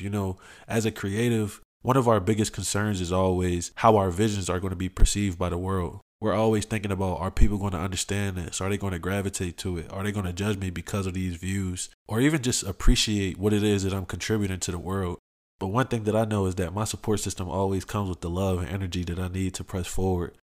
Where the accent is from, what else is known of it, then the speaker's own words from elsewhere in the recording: Philadelphia, Pennsylvania, United States; I grew up in Southwest Philly